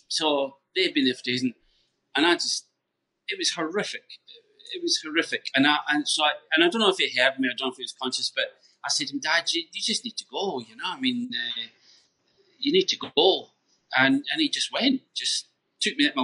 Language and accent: English; Scotland, United Kingdom; we grew up in Scotland